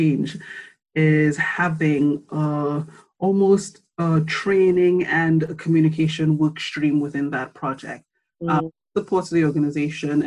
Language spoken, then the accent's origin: English; Trinidad & Tobago; moved away as an adult; now in United Kingdom; I'm from Trinidad and Tobago. I've spent my formative years in the Caribbean, went to school there.